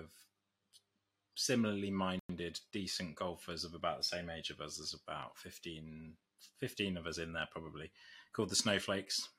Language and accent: English; Nottinghamshire, East Midlands, United Kingdom; moved away as an adult; now in London, United Kingdom; I'm originally from Nottinghamshire